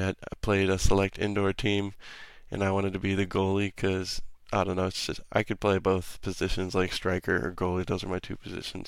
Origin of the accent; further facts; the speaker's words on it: Pflugerville, Texas, United States; also born or lived in Albuquerque, New Mexico; after I was born in New Mexico, I moved to Pflugerville, Texas, when I was 4 years old